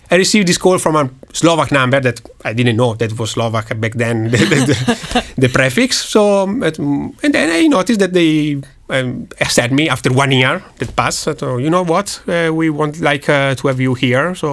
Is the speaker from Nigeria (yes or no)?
no; Milan, Lombardy, Italy; From Milan.